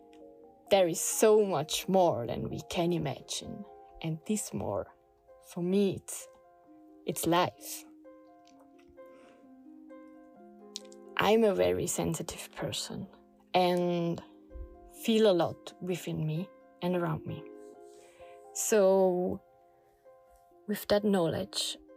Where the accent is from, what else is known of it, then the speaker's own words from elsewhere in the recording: Switzerland; now in Portugal; I grew up in Switzerland